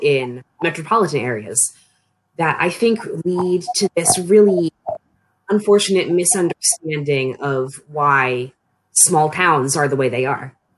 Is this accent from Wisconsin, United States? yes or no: no; Annapolis, Maryland, United States; moved away as an adult; now in Frostburg, United States; I'm from the Annapolis region uh, of Maryland, but when I moved off to college, it was to Frostburg